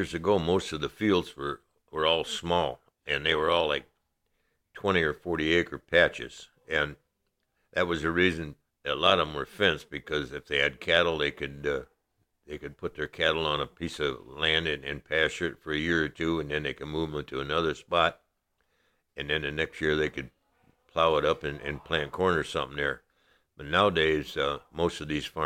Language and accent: English; La Porte, Indiana, United States; I'm from LaPorte, Indiana. I have lived here 83 years. I was born and raised in LaPorte County.